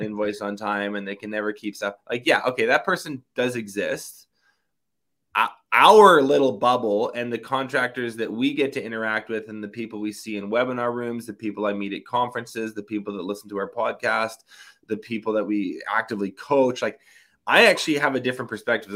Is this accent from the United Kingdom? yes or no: no; Canada; also born or lived in Kelowna, British Columbia; I live in Kelowna, B C. I'm Canadian